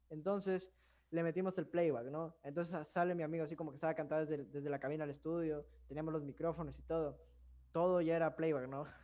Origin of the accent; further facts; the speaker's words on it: Dominican Republic; Ah, soy dominicana, órale.